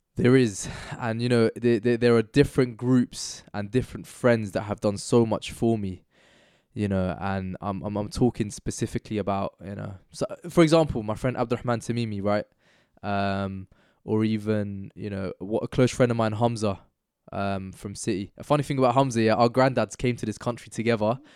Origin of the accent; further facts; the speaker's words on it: United Kingdom; there are things about me which are inherently, like, innately British, and then there are also parts of me which are, like, Pakistani